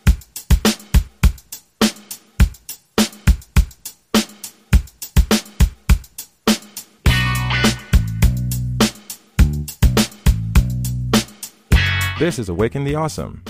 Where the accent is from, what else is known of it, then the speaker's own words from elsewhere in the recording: Haiti; I come from Haiti. I come from a very traditionally macho society and culture